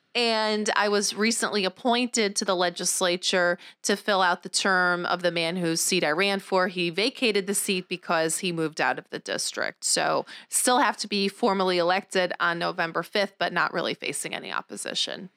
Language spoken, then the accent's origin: English; Rochester, New York, United States; I grew up in Rochester. I'm from the tenth ward, grew up in the Maplewood neighborhood